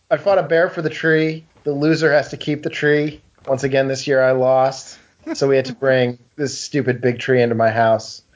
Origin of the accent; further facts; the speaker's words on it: New England, United States; growing up in New England